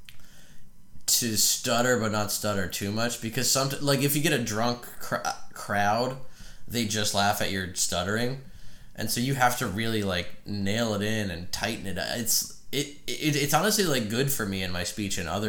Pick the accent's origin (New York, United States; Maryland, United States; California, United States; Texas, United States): Maryland, United States; Frederick; moved away as an adult; now in Nashville, United States; my hometown of Frederick, Maryland